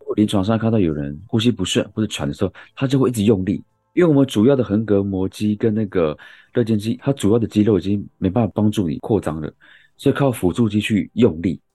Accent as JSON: {"language": "Chinese", "region": "Yilan County", "country": "Taiwan", "moved": "yes", "said": "我是宜兰人"}